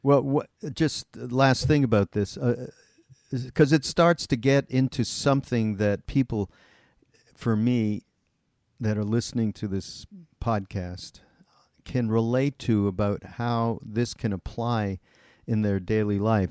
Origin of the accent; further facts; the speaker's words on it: Montreal, Quebec, Canada; I'm from Montreal, and we actually grew up in the same area of Montreal called Westmount